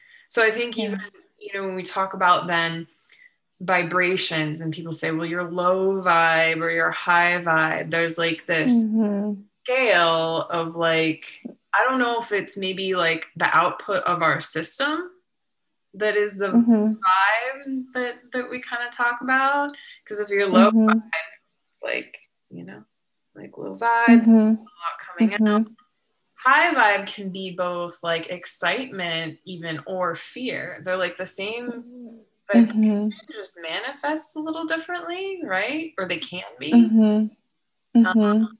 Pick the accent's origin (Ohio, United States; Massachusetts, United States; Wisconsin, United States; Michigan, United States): Ohio, United States; now in Southern California, United States; I'm from Ohio